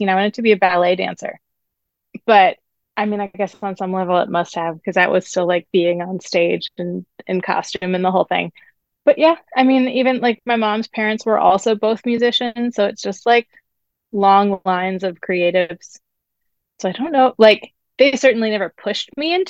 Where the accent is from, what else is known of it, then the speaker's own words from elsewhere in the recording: New York, United States; I grew up also up here and going into New York to see shows